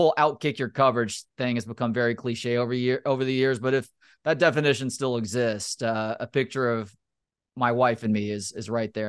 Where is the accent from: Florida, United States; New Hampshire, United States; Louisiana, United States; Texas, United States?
Texas, United States; also born or lived in Austin / Oregon / Chicago; I grew up in the Dallas-Fort Worth area, but I went to school at Texas. and basically spent the better part of the first 12 years of adulthood in Austin.